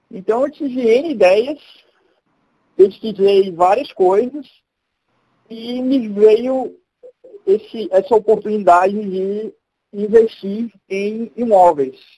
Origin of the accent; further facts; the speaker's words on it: Recife, Pernambuco, Brazil; now in São Paulo, Brazil; tenho 31 anos, né? sou de Recife, apesar de não ter muito sotaque, mas eu sou de Recife, moro aqui em São Paulo, estou morando aqui há uns dois anos e meio.